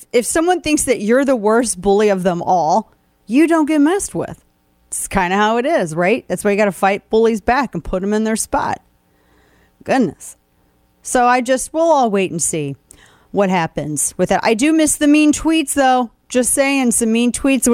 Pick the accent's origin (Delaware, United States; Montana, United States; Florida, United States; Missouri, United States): Missouri, United States; moved away as an adult; now in Texas, United States; I was born and raised in Missouri.